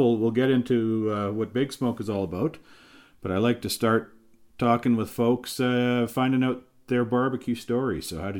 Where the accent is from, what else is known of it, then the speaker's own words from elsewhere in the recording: Winnipeg, Manitoba, Canada; just a little ways out of my hometown of Winnipeg.